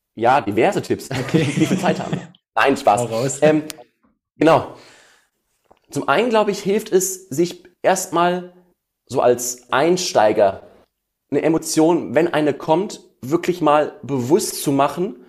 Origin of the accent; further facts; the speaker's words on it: Essen, North Rhine-Westphalia, Germany; ich komme aus Essen